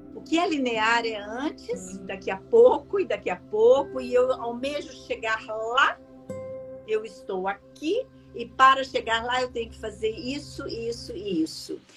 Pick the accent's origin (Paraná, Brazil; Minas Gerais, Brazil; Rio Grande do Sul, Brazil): Minas Gerais, Brazil; eu, como uma boa mineira